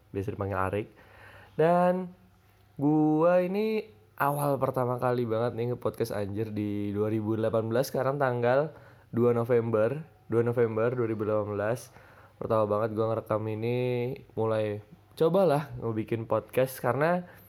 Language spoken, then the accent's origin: Indonesian; Tangerang, Banten, Indonesia; moved away as an adult; also born or lived in Jakarta; now in Solo, Indonesia; gua orang Tangerang aslinya. Lahir di Ja, lahir Jakarta, terus la, besar di Tangerang, dan gua sekarang kuliah di Solo